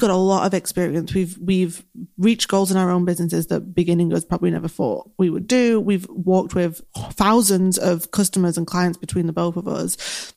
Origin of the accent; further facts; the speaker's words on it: Manchester, North West England, United Kingdom; accent: Mancunian; I'm very Mancunian. My accent is very strong.